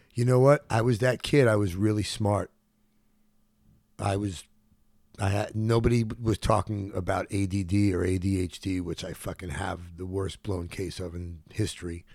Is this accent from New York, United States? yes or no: yes; New York City, New York, United States; moved away as an adult; also born or lived in Los Angeles; now in Tulum, Mexico; I was born in Brookdale Hospital, and I grew up at Canarsie in Brooklyn